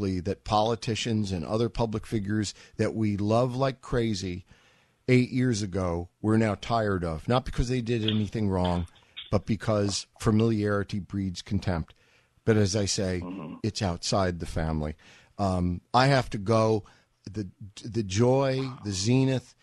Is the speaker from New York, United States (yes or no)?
yes; New York City, New York, United States; moved away; I grew up in New Yorkistan, and New Yorkistan was New Yorkistan before any other stan was any other stan.